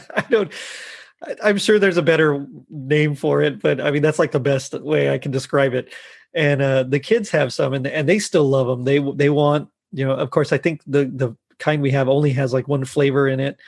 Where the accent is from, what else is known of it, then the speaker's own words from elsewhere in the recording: Texas, United States; I'm from Texas